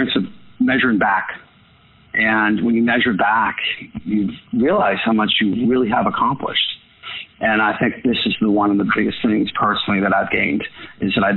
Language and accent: English; Boston, Massachusetts, United States; I was from Boston